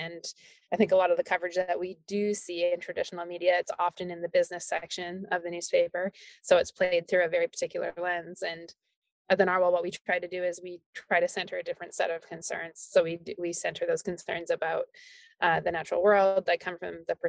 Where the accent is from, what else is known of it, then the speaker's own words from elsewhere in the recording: Alberta, Canada; moved away as an adult; also born or lived in Calgary / England; I moved back to Alberta from England